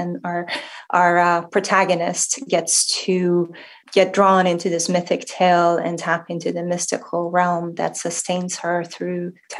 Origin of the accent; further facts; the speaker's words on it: Shiraz, Fars, Iran; Well, as you mentioned, I was born in Shiraz, Iran, and that's the city of poets and wine. So this book is a bit of a love letter to my hometown